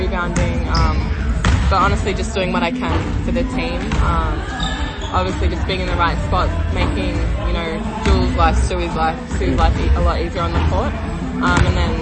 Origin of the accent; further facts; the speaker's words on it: Melbourne, Victoria, Australia; I'm from Melbourne, so it was nice to just be home and play in front of my family and friends